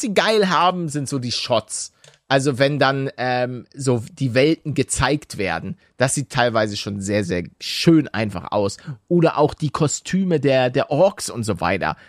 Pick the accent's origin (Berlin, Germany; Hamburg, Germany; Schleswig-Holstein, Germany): Hamburg, Germany; ich, bin ja auch aus Hamburg